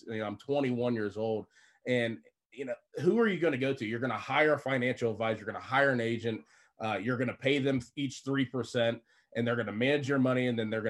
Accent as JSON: {"language": "English", "town": "Pittsburgh", "region": "Pennsylvania", "country": "United States", "said": "You know, back home, I'm from Pittsburgh."}